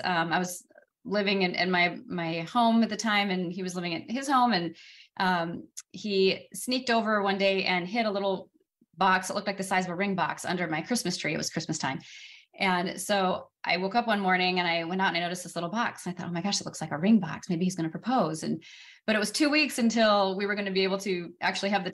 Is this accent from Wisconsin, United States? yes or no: yes; Wisconsin, United States; moved away as an adult; also born or lived in Los Angeles, California / New York / Austin, Texas / Oklahoma; came back to my hometown area here in Wisconsin.